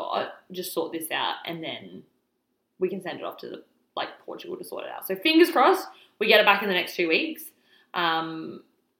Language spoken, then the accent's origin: English; Alice Springs, Northern Territory, Australia; moved away as an adult; also born or lived in Indonesia / Victoria; now in Melbourne, Australia; And then we went back to Alice Springs. And then I moved from Alice Springs to Melbourne for university